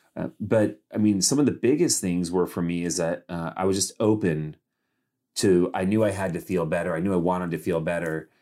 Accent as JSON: {"language": "English", "town": "Modesto", "region": "California", "country": "United States", "tie": "born or raised there", "also_born_or_lived": "Los Angeles, California", "moved": "yes", "said": "I grew up in Modesto, California, which is a pretty small town"}